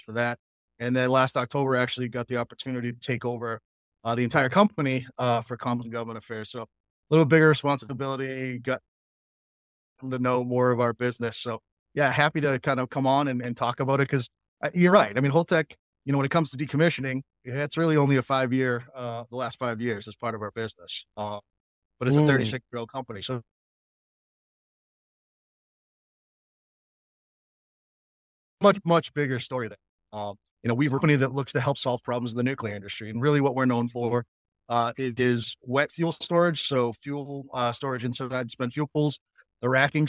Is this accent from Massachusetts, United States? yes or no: yes; Massachusetts, United States; in local government in my hometown of Massachusetts that has the Pilgrim nuclear power